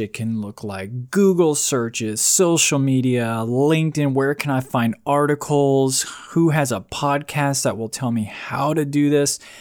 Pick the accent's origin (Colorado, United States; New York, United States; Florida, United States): Florida, United States; moved away as an adult; now in Virginia Beach, United States; I'm, I'm from Florida. I grew up in Florida, spent twenty-plus years there.